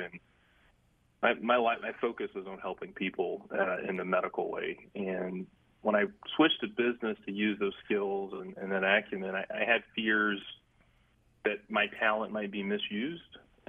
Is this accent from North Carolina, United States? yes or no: yes; Greensboro, North Carolina, United States; growing up in Greensboro, there were folks like Eunice Dudley and Joe Dudley and their family with Dudley Products that invested a lot in Dudley High School